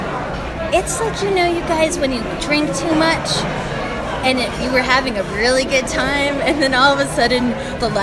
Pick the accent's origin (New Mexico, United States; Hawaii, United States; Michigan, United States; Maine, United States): New Mexico, United States; Albuquerque; I'm from Albuquerque.